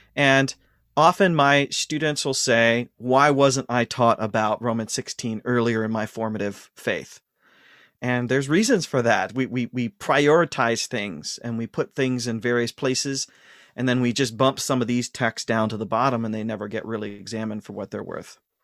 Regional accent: Ashland, Ohio, United States; moved away; I was born and raised in Ashland, Ohio.

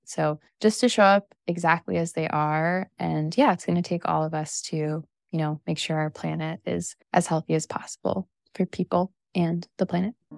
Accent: Missouri, United States; coming from the Midwest, I grew up in Missouri

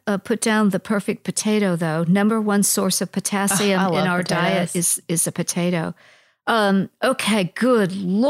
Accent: Iowa, United States; course, I'm from Iowa originally.

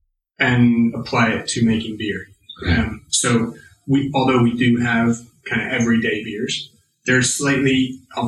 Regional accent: Central Valley, California, United States; moved away as an adult; also born or lived in Paso Robles / San Luis Obispo; now in Somerset, United Kingdom; I grew up in the Central Valley, mm-hmm. which is farmland

